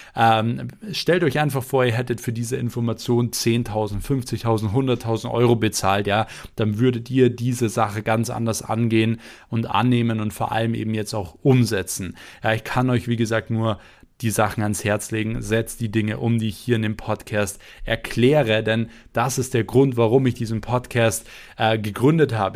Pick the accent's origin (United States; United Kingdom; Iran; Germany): Germany; bei uns in Deutschland